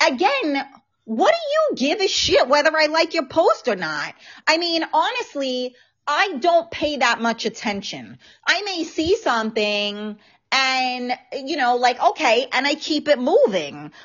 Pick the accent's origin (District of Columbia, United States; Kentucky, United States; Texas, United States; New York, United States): New York, United States; New York City; accent: New York; now in Westchester, United States; I am um, born and raised in the Bronx.